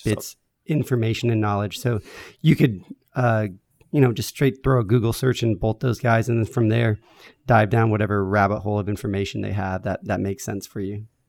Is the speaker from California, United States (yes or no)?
yes; San Diego, California, United States; I grew up here